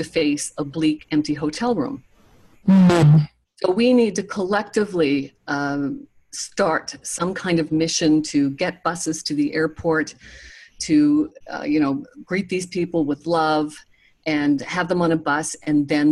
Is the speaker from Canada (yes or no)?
yes; Nova Scotia, Canada; moved away; also born or lived in Toronto; I'm from Nova Scotia